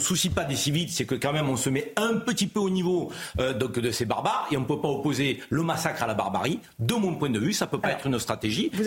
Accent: Marseille, Provence-Alpes-Côte d'Azur, France; en tant que Marseillais

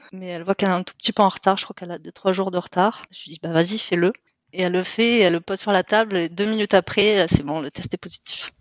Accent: south of France, France; moved away as an adult; now in Netherlands; je viens du sud de la France

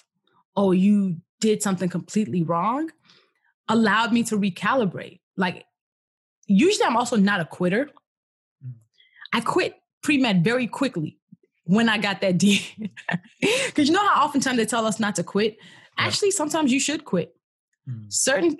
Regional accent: Nigeria; moved away; born and raised in Nigeria

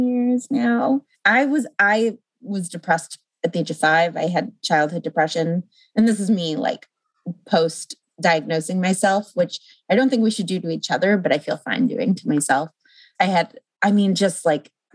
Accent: Los Angeles, California, United States; also born or lived in St. Louis, Missouri; I was living in St. Louis, Missouri, and I'm from Los Angeles.

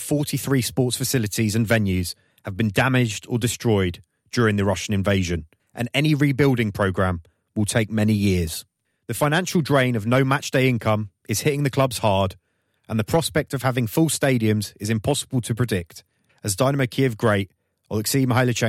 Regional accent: United Kingdom; I am British Ukrainian sports journalist

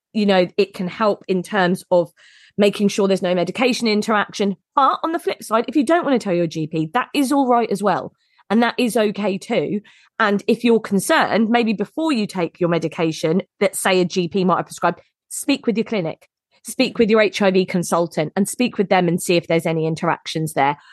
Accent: United Kingdom; we're very British

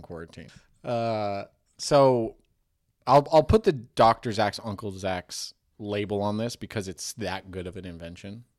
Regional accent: United States; I'm like American

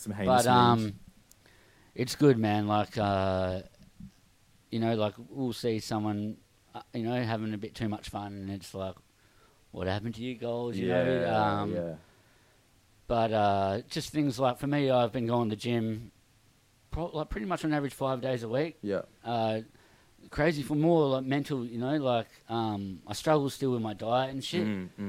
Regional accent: Perth, Western Australia, Australia; Well, we're from Perth.

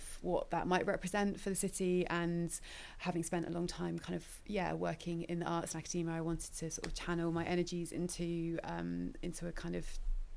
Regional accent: Bristol, South West England, United Kingdom; moved away as an adult; I'm from Bristol, originally I grew up here.

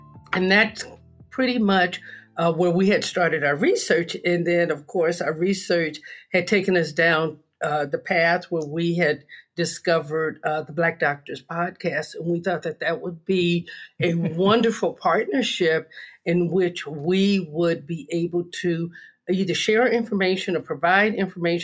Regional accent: Los Angeles, California, United States; I'm a native of California. I was born and raised in Los Angeles.

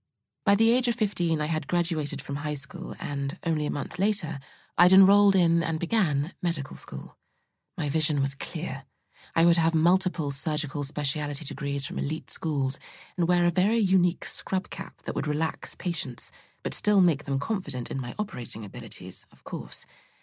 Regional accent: Saskatoon, Saskatchewan, Canada; I was born and raised in Saskatoon, Saskatchewan, Canada, so the big city could have been literally anywhere but there.

